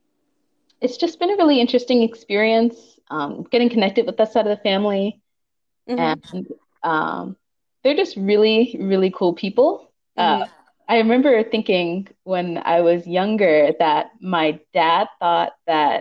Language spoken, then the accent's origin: English; Pittsburgh, Pennsylvania, United States; now in Los Angeles, United States; I'm originally from Pittsburgh, Pennsylvania